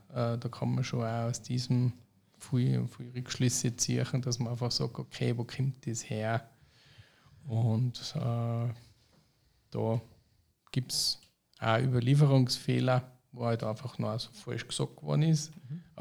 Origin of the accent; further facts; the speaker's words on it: St. Johann, Austria; born there; Ich bin zwar auch gebürtiger St. Johanna